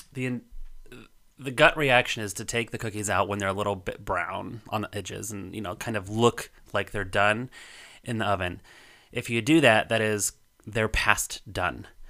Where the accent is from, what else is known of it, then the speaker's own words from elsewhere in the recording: Colorado, United States; moved away; growing up in Colorado